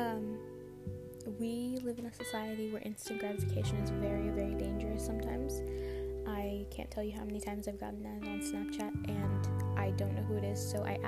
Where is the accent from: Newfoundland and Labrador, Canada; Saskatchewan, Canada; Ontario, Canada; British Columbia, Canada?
Ontario, Canada; I'm from Canada, I'm from Ontario